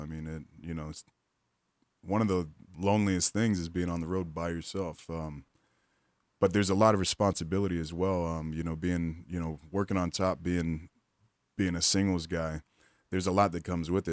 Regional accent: Pensacola, Florida, United States; I grew up in Pensacola, Florida

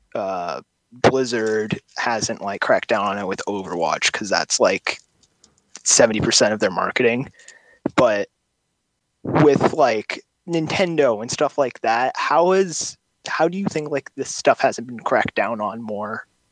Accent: Connecticut, United States; moved away; I'm from Connecticut, but I'm calling from R A.

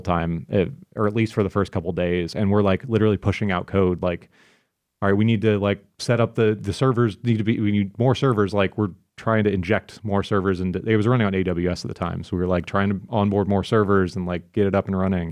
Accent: Florida, United States; I'm from Florida

